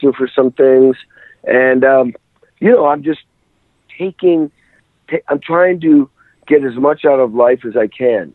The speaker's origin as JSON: {"language": "English", "region": "Western Massachusetts", "country": "United States", "tie": "born or raised there", "said": "I grew up in the Western Mass"}